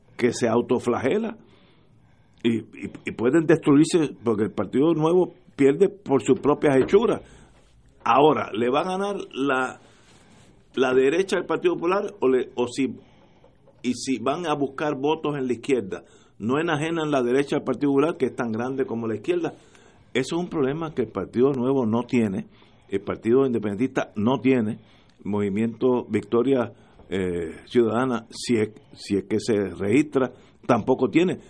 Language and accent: Spanish; Puerto Rico; yo soy puertorriqueño